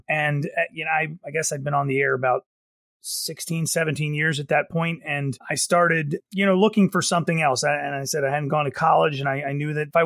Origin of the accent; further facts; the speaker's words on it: Baltimore, Maryland, United States; I'm actually from the Baltimore area proper, just north of Baltimore.